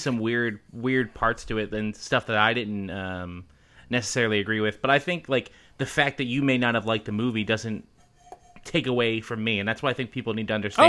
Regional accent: Philadelphia, Pennsylvania, United States; now in Chicago, United States; I'm from Philadelphia originally

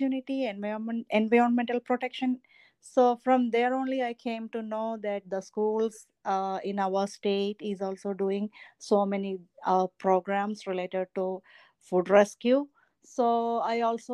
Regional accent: India; moved away as an adult; now in Williamsburg County, South Carolina, United States; I am not from here. I am from Asia. I am from India

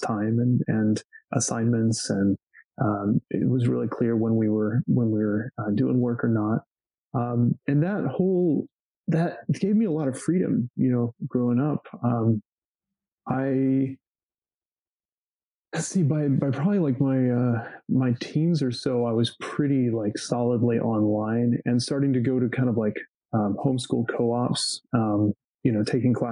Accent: Georgetown, Texas, United States; also born or lived in Austin; I grew up in Georgetown, which is a little north of Austin, little suburb

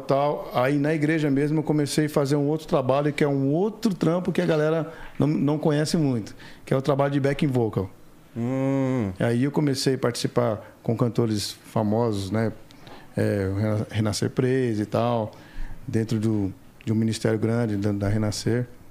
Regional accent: São Paulo, Brazil; São Paulo. Graças a Deus, terra da garoa.

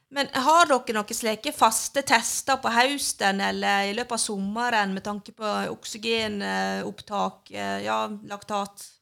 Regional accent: Sandane, Vestland, Norway; hjemme på Sandane, der jeg er ifra

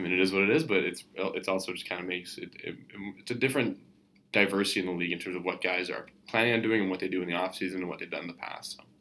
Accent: Canada

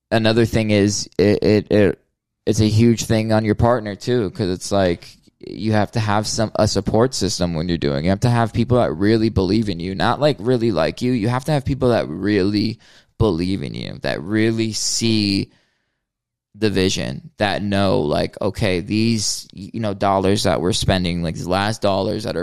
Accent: Hollywood, Florida, United States; that's where I was born, um, Hollywood, Florida.

